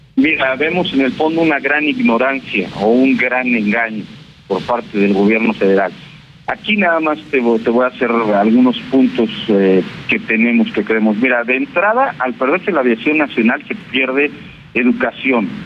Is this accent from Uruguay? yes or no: no; Mexico; yo soy un piloto mexicano que gano aquí en México